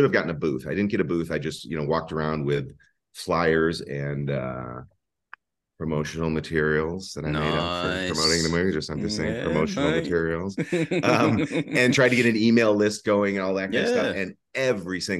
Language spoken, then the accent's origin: English; Madison, Wisconsin, United States; I'm from Madison, Wisconsin, which is again in the central United States